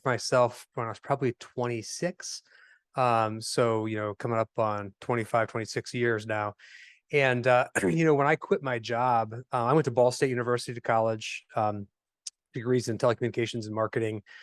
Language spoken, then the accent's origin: English; Fort Wayne, Indiana, United States; I am a native of Indiana, so born and raised in Fort Wayne, Indiana. Uh, lived here my whole life